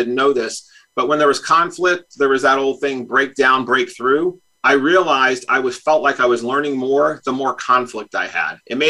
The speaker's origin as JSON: {"language": "English", "town": "Greenfield", "region": "Massachusetts", "country": "United States", "tie": "born there", "said": "I was born in Greenfield, Massachusetts. I was the son of a Navy man."}